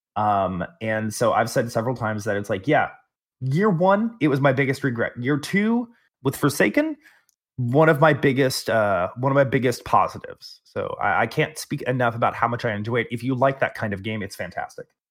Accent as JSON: {"language": "English", "region": "Texas", "country": "United States", "said": "I'm from Texas"}